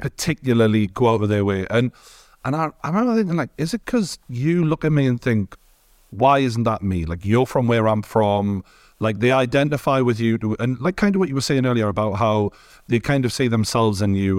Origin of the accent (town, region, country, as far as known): Newcastle, North East England, United Kingdom; born or raised there; accent: Geordie